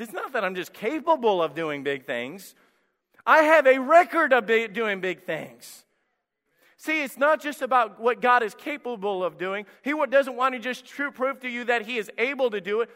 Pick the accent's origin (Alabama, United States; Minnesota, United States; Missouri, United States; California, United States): Alabama, United States; moved away; I grew up in Alabama